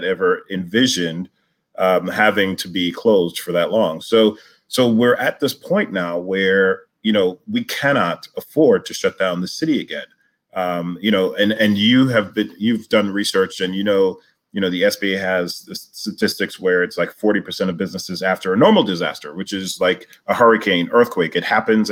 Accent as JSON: {"language": "English", "town": "New York City", "region": "New York", "country": "United States", "tie": "born or raised there", "said": "I live in Brooklyn, where I grew up and still remain"}